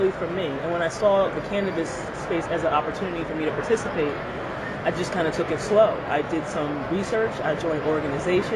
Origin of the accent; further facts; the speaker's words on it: Philadelphia, Pennsylvania, United States; moved away as an adult; also born or lived in Boston, Massachusetts; now in Massachusetts, United States; I'm originally from Philadelphia, so I grew up in South Philly.